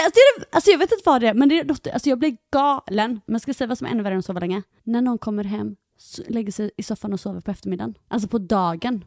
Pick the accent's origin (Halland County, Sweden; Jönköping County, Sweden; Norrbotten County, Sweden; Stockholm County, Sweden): Halland County, Sweden; Halmstad; now in Greece; jag kommer ju från Halmstad